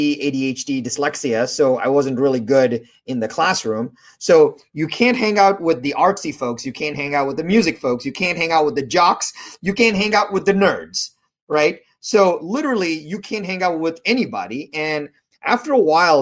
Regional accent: India; I was born in India

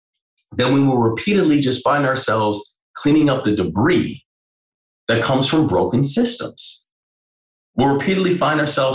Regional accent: Maryland, United States; run for governor of Maryland was, you know, it was like that my birth state, you know, the place, my hometown

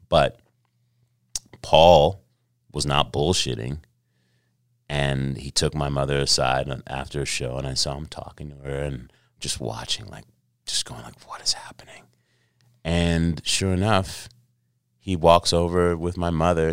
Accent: New York City, New York, United States; moved away; also born or lived in Los Angeles / Carlsbad, California; I was born in Los Angeles. uh, but raised in New York City

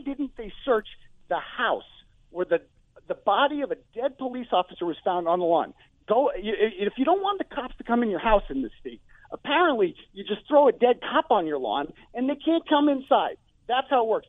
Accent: Canton, Massachusetts, United States; now in New Hampshire, United States; even though I live in New Hampshire, I'm originally from Canton

